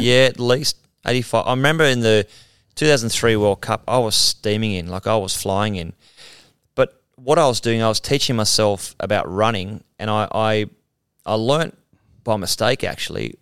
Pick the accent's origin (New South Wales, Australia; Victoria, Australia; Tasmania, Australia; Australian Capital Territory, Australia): New South Wales, Australia; Mount Warrigal; I'm a guy from Mount Warrigal